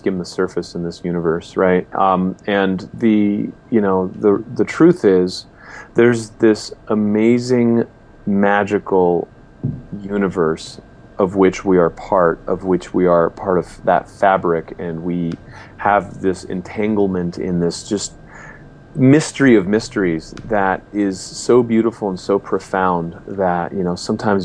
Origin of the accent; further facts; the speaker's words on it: Los Angeles, California, United States; I grew up in Southern California, Los Angeles area.